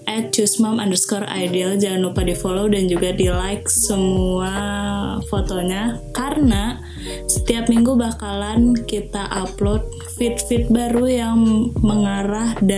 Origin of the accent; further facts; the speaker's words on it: West Java, Indonesia; aku kan bukan asli banget nih dari orang Sunda maksudnya aku lahir dan tinggal di tanah Sunda tapi keturunan apa segala macam tuh nggak ada Sunda Sundanya